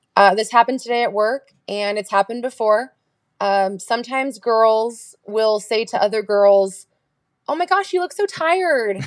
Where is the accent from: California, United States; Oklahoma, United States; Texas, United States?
California, United States; I'm from California